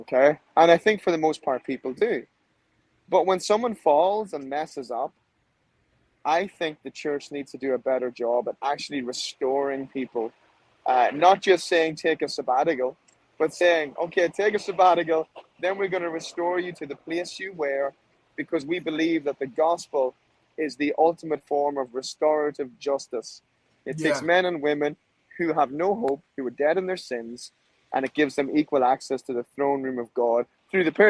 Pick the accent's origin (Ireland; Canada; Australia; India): Ireland; now in Nashville, United States; I'm from Ireland.